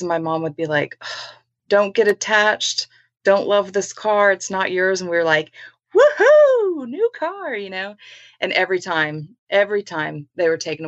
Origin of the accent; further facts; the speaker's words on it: San Antonio, Texas, United States; I was born and raised in San Antonio